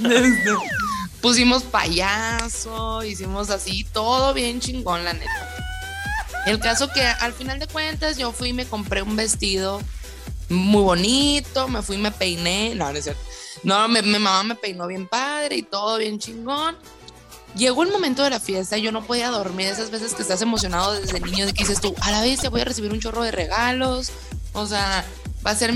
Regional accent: Hermosillo, Sonora, Mexico; de Hermosillo, Sonora.

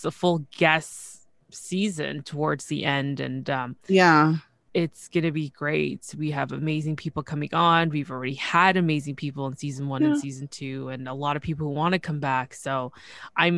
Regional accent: Toronto, Ontario, Canada; I'm from Toronto, Canada

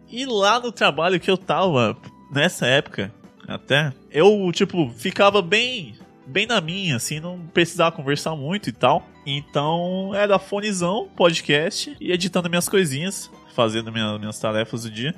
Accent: Guarulhos, São Paulo, Brazil; eu sou de Guarulhos e eu estudo ali em São Paulo

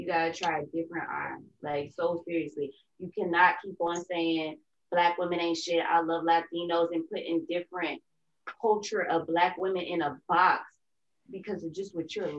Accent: North Carolina, United States; also born or lived in New York; I'm coming from North Carolina, New York area on the East Coast.

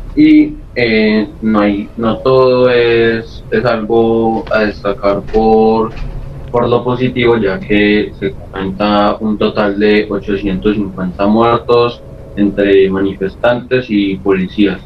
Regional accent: Colombia; la mayoría de los dirigentes somos colombianos

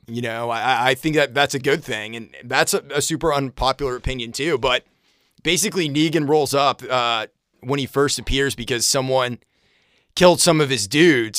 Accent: Brunswick, Maine, United States; I grew up in Maine, and it was, it was a middle class town, working class kind of place. There was a, Bowdoin College was there. I grew up in a town called

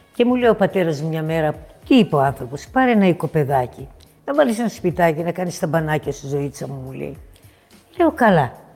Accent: Thessaloniki, Central Macedonia, Greece; moved away as an adult; also born or lived in United States; Ξεκίνησα από τη Θεσσαλονίκη μου, την πατρίδα μου. Παιδάκι, πολύ μικρό

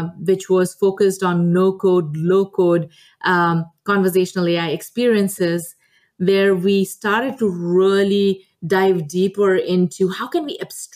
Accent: India; moved away; I grew up in a very small town in India to a very humble beginning

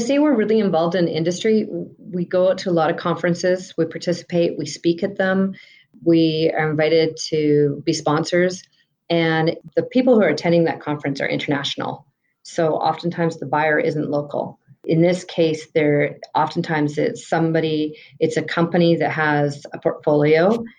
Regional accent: Vancouver, British Columbia, Canada; And, you know, I came from Vancouver, BC, and I almost saw a similar transition happen there.

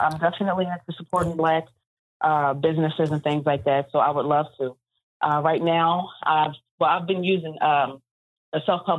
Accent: Philadelphia, Pennsylvania, United States; I am from Philadelphia.

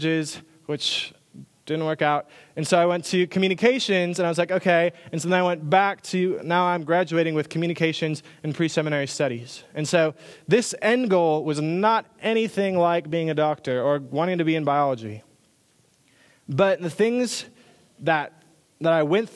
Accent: Minnesota, United States; moved away as an adult; also born or lived in Iowa; now in Texas, United States; I grew up in Minnesota

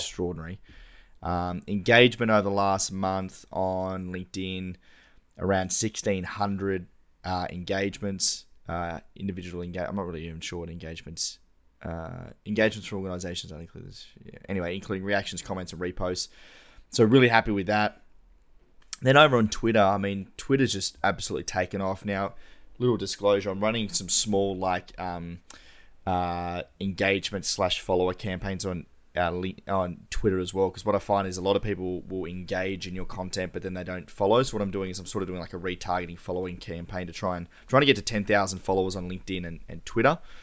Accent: Tasmania, Australia; We're all from Tassie

